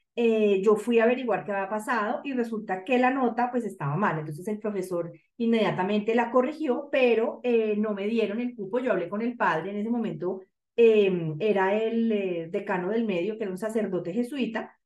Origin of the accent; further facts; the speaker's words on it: Bogotá, Colombia; soy bogotana